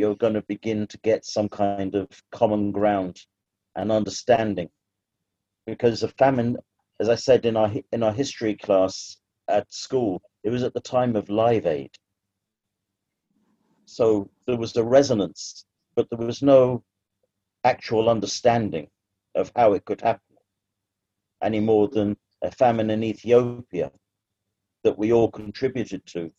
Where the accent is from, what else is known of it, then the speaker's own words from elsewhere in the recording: London, United Kingdom; moved away as an adult; now in Ireland; I'm now 30 years living in Ireland, following 30 years being born and brought up in London.